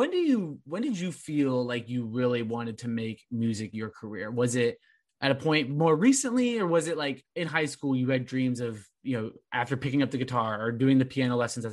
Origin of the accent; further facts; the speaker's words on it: Orange County, California, United States; growing up in Orange County